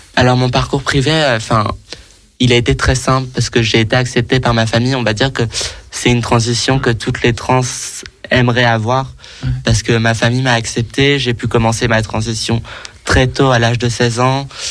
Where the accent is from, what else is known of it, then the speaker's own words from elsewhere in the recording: Paris, Île-de-France, France; j'ai grandi, j'ai grandi à Paris, j'habite à Paris